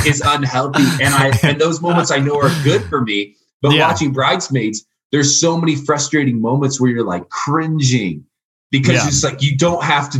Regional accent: Indiana, United States; moved away; I'm from Indiana, like a small town in Indiana

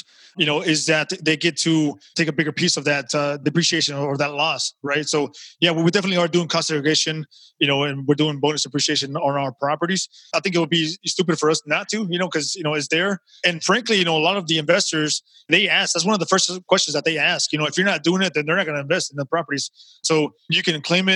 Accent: Texas, United States; I'm from Texas. I live in Houston

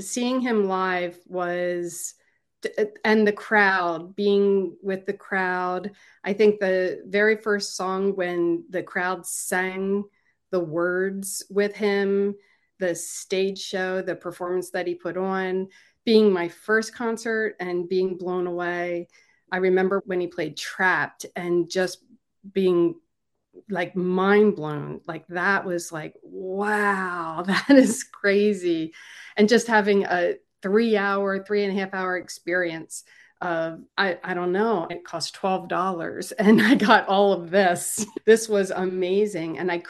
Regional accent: Philadelphia, Pennsylvania, United States; Because I grew up in Philly, south of Philly. So I had the wonderful experience of having Philly radio stations playing him from the time that I started listening.

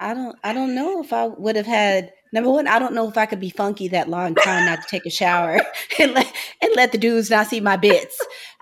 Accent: St. Louis, Missouri, United States; even though I'm from St. Louis, I'm from the suburbs.

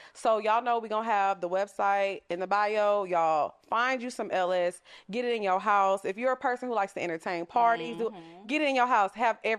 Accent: Orange, Texas, United States; moved away as an adult; also born or lived in Antioch, California / Houston; now in Atlanta, United States; I was born there. Then I moved when I was younger. Mm-hmm. And I was, I grew up in Orange. And then I lived in Houston.

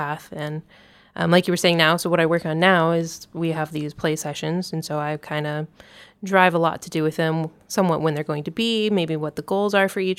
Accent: Treasure Coast, Florida, United States; moved away as an adult; now in United Kingdom; I grew up on the Treasure Coast in Florida

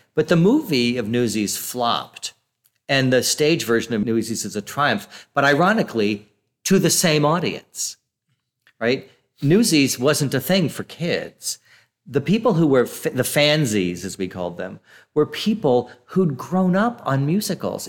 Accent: outside of San Francisco, California, United States; moved away; I grew up outside of San Francisco during that period when there was so much funding for the arts

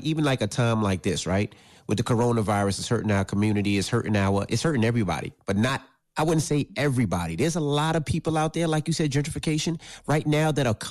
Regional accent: Queens, New York, United States; One thing that I thought was very, very important for me growing up, and I'm from Jamaica, Queens, was after school programs.

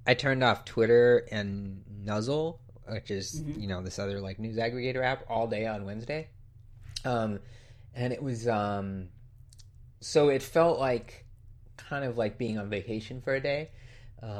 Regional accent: Orange County, California, United States; I grew up in Orange County, where like you could see the you could see the fireworks from Disneyland sort of every night in the summer

